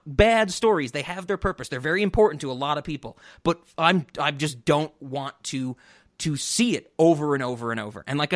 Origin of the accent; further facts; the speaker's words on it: New York, United States; growing up in New York